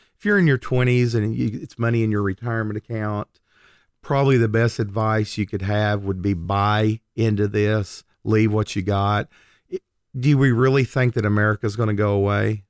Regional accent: Oklahoma, United States; I'm born and raised in Oklahoma

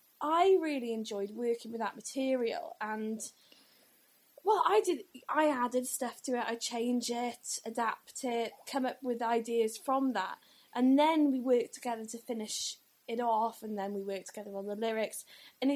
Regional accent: England, United Kingdom; moved away as an adult; now in Wales, United Kingdom; I'm originally from England, but I moved here in 2007.

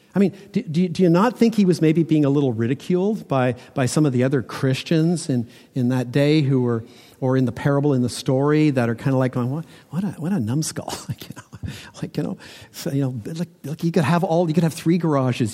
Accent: Toronto, Ontario, Canada; growing up in Toronto that when we built houses that they all had basements

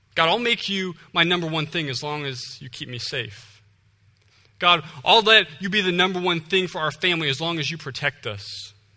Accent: Ohio, United States; moved away as an adult; I'm originally from Ohio.

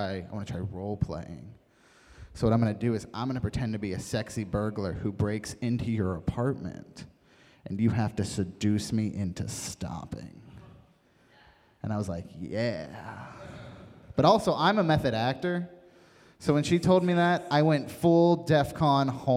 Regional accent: West Virginia, United States; moved away; I come from West Virginia originally

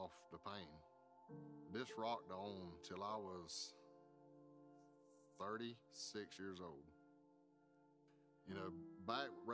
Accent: South Georgia, United States; Growing up in South Georgia

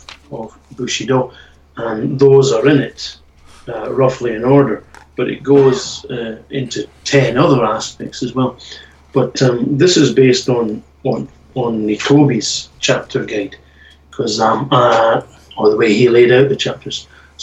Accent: Scotland, United Kingdom; So I grew up on those kind of things, and as a Scottish person, Oor Willie

